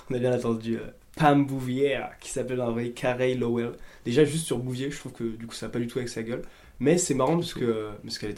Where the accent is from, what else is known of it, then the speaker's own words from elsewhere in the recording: France; nous, en tant que français.